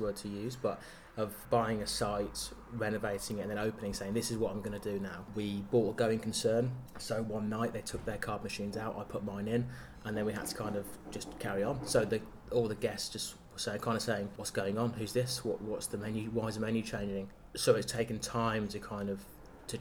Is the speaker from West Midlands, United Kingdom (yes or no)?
yes; Lichfield, West Midlands, United Kingdom; growing up in Lichfield